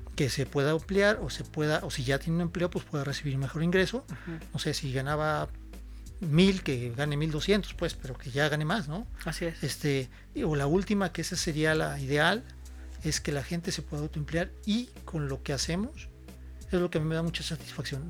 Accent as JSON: {"language": "Spanish", "town": "San Miguel de Allende", "region": "Guanajuato", "country": "Mexico", "tie": "born or raised there", "also_born_or_lived": "Celaya", "said": "soy este originario de San Miguel, soy san miguelense de corazón, he vivido toda mi vida aquí en San Miguel"}